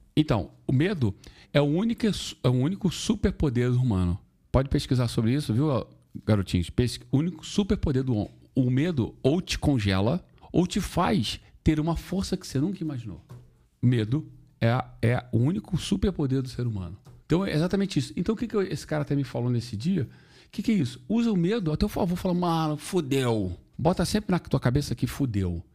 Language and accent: Portuguese; Rio de Janeiro, Brazil; eu sou brasileiro carioca